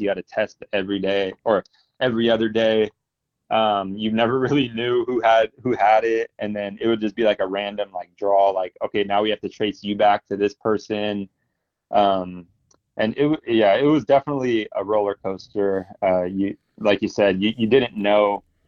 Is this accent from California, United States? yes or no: yes; Fresno, California, United States; also born or lived in Bakersfield; I'm from Fresno and I, I, grew up here